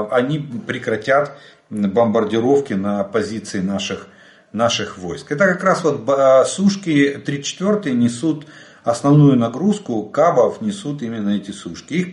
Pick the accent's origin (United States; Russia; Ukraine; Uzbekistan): Ukraine; Добрый день, мы из Украины.